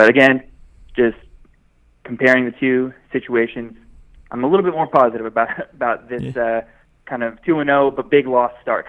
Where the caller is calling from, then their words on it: Dallas, Texas, United States; I'm calling from Dallas.